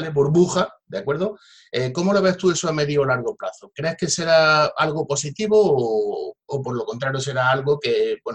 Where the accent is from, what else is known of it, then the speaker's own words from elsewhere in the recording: Jaén, Andalusia, Spain; yo también soy de Jaén y todo lo que sea incentivar eh